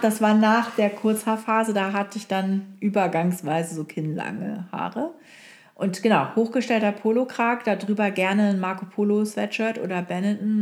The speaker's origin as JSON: {"language": "German", "town": "Oldenburg", "region": "Lower Saxony", "country": "Germany", "tie": "born or raised there", "also_born_or_lived": "Hamburg / Frankfurt", "moved": "yes", "said": "in Oldenburg, äh, wo ich aufgewachsen bin"}